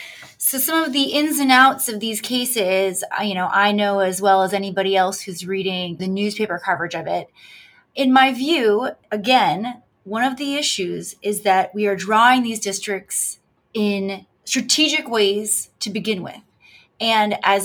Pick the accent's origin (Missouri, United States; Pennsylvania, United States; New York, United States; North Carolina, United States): Pennsylvania, United States; Pittsburgh; where I have voted in almost every presidential election because I grew up in Pittsburgh